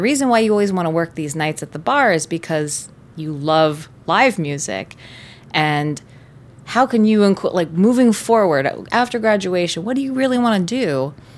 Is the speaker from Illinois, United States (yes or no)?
no; Tampa, Florida, United States; also born or lived in Gainesville; my hometown is Tampa